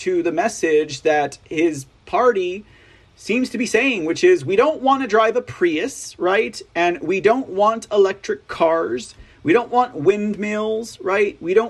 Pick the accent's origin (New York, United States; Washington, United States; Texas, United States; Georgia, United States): Texas, United States; accent: drawl; I'm from Texas, after all. I think I earned my drawl.